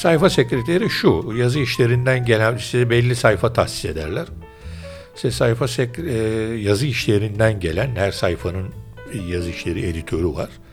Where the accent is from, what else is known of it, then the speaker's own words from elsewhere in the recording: Istanbul, Turkey; Ben Üsküdarlıyım esasen